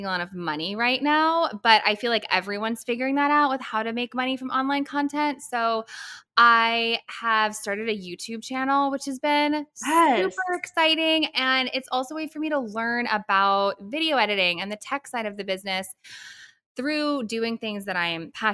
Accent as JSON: {"language": "English", "town": "St. Louis", "region": "Missouri", "country": "United States", "tie": "born or raised there", "also_born_or_lived": "Connecticut", "moved": "as an adult", "said": "I grew up in St. Louis, went to college in Connecticut for musical theater"}